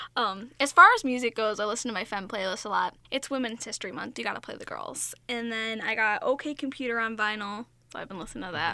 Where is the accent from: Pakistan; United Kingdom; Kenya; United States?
United States; Long Island, New York; accent: Long Island; my Long Island accent just came out